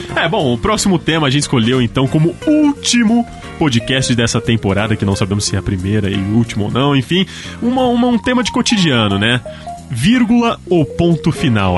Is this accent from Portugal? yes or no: no; Ribeirão Preto, São Paulo, Brazil; eu sou de Ribeirão Preto, interior